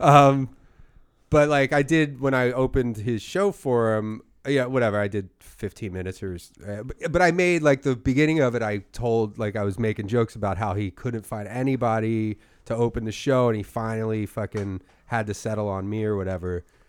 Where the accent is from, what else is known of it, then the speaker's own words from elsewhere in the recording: Philadelphia, Pennsylvania, United States; my hometown of Philadelphia